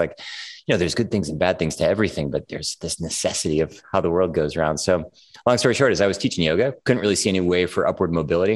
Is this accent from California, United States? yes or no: yes; California, United States; moved away as an adult; also born or lived in Minneapolis, Minnesota / New York City; I was a teenager in California, so that sort of feels like home